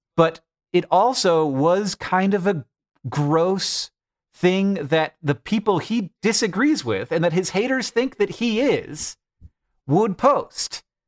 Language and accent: English; United States; as an American